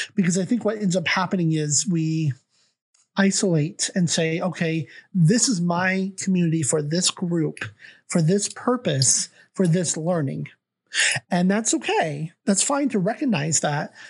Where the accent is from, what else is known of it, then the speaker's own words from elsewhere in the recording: Olympia, Washington, United States; also born or lived in Australia / Canada; Evergreen State College in Olympia, Washington, my hometown